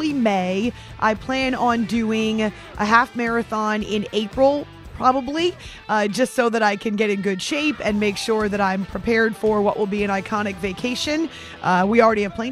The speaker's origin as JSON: {"language": "English", "region": "New Hampshire", "country": "United States", "tie": "born or raised there", "said": "when I was in high school growing up in New Hampshire"}